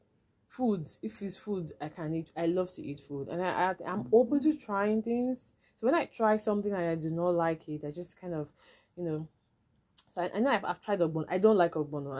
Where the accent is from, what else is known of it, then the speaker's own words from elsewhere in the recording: Nigeria; as a Nigerian